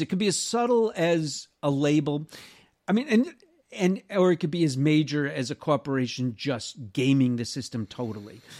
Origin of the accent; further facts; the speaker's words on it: United States; also born or lived in Southern California; I, as an American in Sou-, Southern California